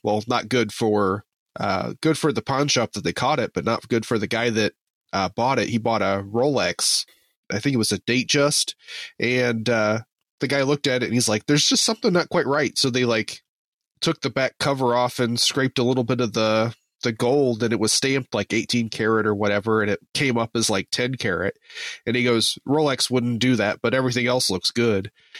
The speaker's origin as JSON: {"language": "English", "region": "Indiana", "country": "United States", "tie": "born or raised there", "said": "I grew up in Southern Indiana, so it wasn't even like the big city type thing."}